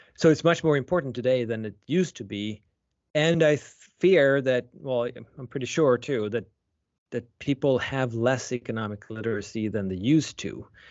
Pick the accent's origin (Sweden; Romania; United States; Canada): Sweden; moved away; I was born and raised in Sweden.